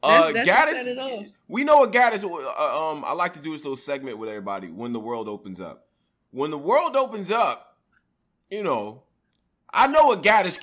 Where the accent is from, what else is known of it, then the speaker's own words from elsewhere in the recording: upstate New York, United States; I'm from upstate New York. So we got some weird accent going on too.